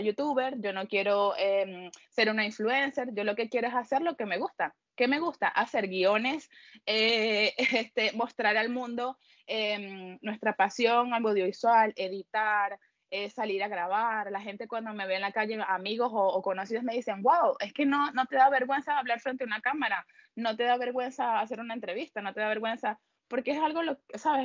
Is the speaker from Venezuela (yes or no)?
yes; Venezuela; moved away as an adult; also born or lived in Peru; now in Spain; como todos los venezolanos que no hemos ido. Me fui primero a Perú